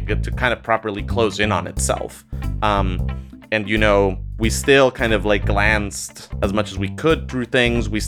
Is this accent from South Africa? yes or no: no; Costa Rica; now in United States; I'm originally from Costa Rica. I immigrated to the United States